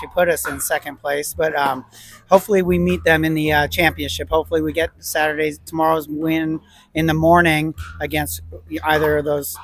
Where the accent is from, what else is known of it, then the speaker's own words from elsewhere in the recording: Tacoma, Washington, United States; I'm from Tacoma, Washington.